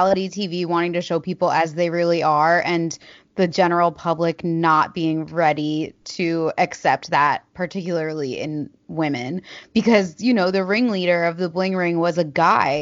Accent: United States; I'm American

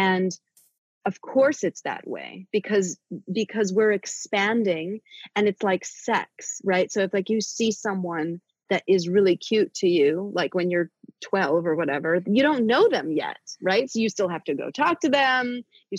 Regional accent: New York City, New York, United States; I'm a city girl, like I'm from born and raised in New York City

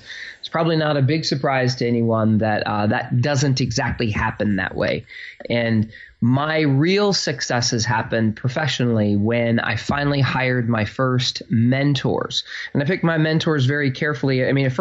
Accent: Phoenix, Arizona, United States; now in New Jersey, United States; I grew up in Phoenix, Arizona, with like I was the poor kid.

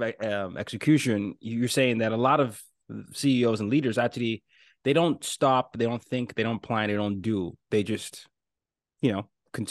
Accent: Nigeria; I'm from Nigeria. We were colonized by England

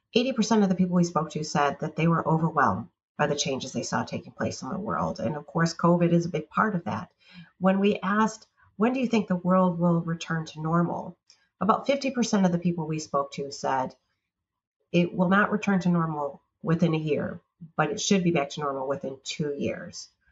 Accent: United States

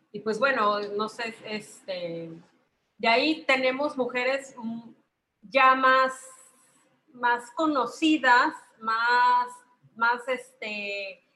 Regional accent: Mexico; Yo soy mexicana

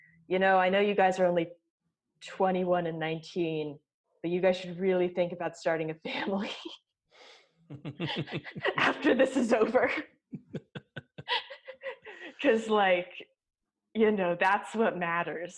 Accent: New York, United States; I'm a New Yorker

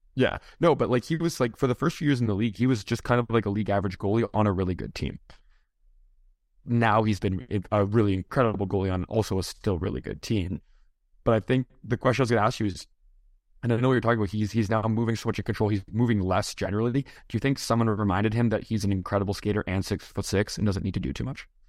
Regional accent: hometown with Dave Andreychuk Arena, Ontario, Canada; my hometown

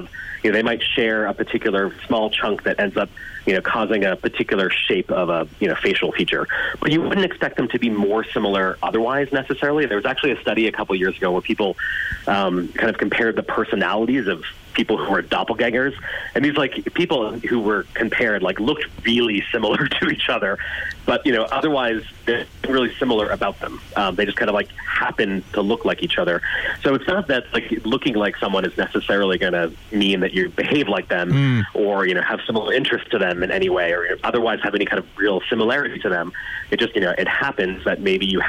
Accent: United States; I'm American, as you can tell from my voice

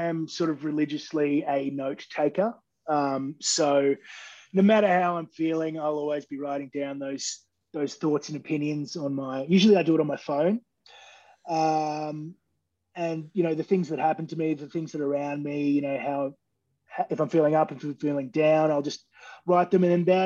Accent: Queensland, Australia; moved away; I'm originally from Queensland

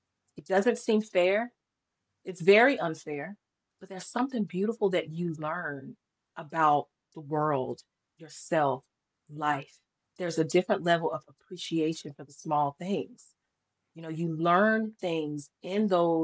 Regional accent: North Carolina, United States; also born or lived in Fayetteville, North Carolina; I am from North Carolina

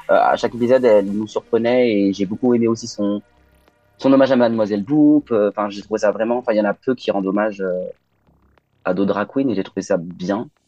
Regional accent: Lyon, Auvergne-Rhône-Alpes, France; Mais oui, on peut dire que je viens de Lyon parce que mes parents sont habitent à Lyon, mes frères à Lyon.

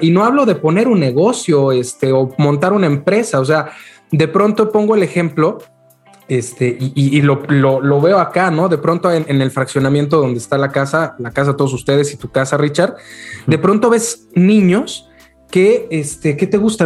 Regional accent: Mexico City, Mexico; moved away as an adult; also born or lived in Guadalajara; yo, yo nací en Ciudad de México. Este, después, después de un tiempo, más o menos como a los de, ¿qué será? 22, 23 años, este, me, me moví a la ciudad de Guadalajara

